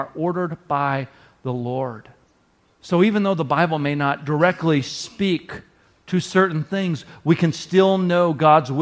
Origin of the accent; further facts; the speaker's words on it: the South, United States; now in Wisconsin, United States; I grew up in the South